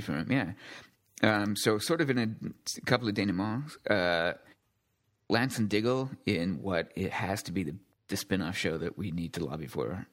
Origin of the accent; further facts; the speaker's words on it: United Kingdom; I'm British